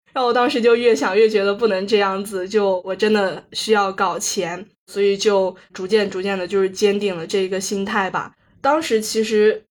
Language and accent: Chinese; Kunming, Yunnan, China; 我是土生土长的云南昆明人嘛，从小学到高中的话，一直就是按部就班地读书，读书，读书。高考的话就考入了云南大学